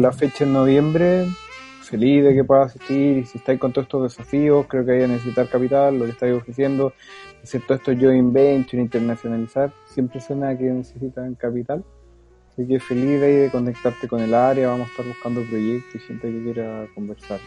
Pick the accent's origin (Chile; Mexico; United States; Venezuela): Chile; Chuquicamate, Antofagasta; yo era de Chucky